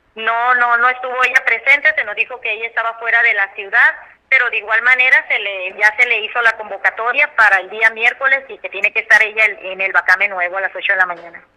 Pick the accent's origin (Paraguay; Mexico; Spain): Mexico; somos mexicanos